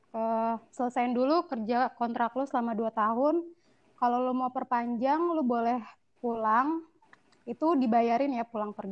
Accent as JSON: {"language": "Indonesian", "town": "Bekasi", "region": "West Java", "country": "Indonesia", "tie": "born there", "moved": "as an adult", "said": "iya cek gue lahir di Bekasi"}